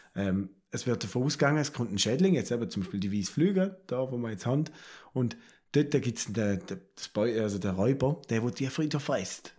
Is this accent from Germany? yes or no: no; Switzerland; Da sind wir Schweizer